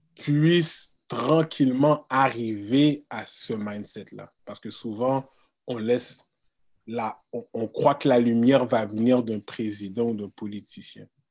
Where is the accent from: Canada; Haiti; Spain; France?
Canada; Quebec; je suis né ici au Québec